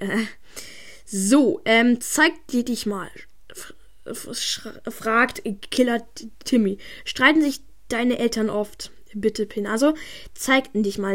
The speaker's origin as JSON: {"language": "German", "town": "Munich", "region": "Bavaria", "country": "Germany", "tie": "born or raised there", "moved": "yes", "lives_now": "Berlin, Germany", "said": "ich bin in, in München geboren"}